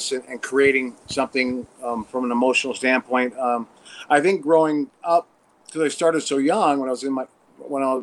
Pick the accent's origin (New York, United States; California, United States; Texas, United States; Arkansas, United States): New York, United States; Watertown; now in Los Angeles, United States; Originally upstate New York, Watertown, and then lived in the city for 3 years